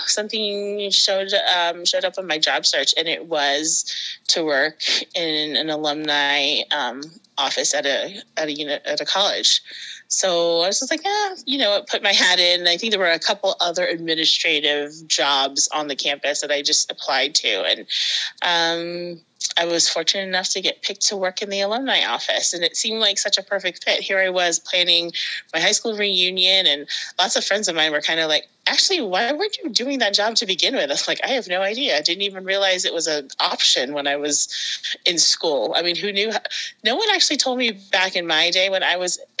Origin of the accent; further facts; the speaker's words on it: Maryland, United States; moved away as an adult; now in Massachusetts, United States; I'm originally from Maryland, and I got married and moved up to Massachusetts